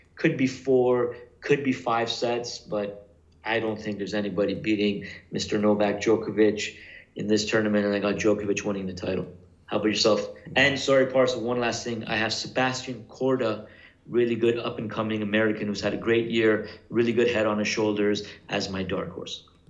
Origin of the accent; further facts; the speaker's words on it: Canada; I'm from Canada